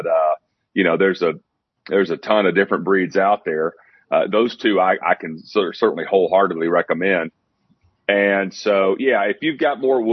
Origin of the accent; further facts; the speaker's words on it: Athens, Tennessee, United States; I live in Athens, Tennessee, is my hometown.